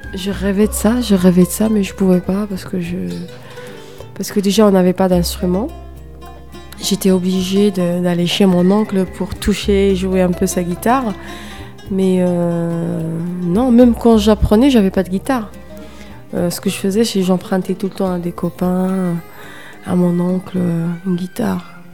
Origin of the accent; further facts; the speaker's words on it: Algiers, Algiers Province, Algeria; now in France; Je suis née euh, dans un quartier populaire d'Alger qui s'appelle Bablouad et, euh, et j'ai grandi à Notre-Dame d'Afrique, un quartier aussi, un autre quartier très très populaire